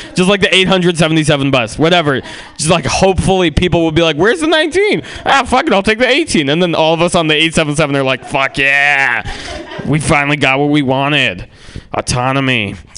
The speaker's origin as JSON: {"language": "English", "town": "San Francisco", "region": "California", "country": "United States", "tie": "born or raised there", "also_born_or_lived": "Russia", "said": "I grew up in San Francisco"}